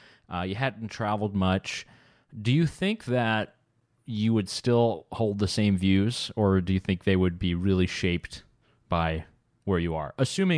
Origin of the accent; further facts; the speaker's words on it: North Carolina, United States; though I grew up in North Carolina, I was born in another country.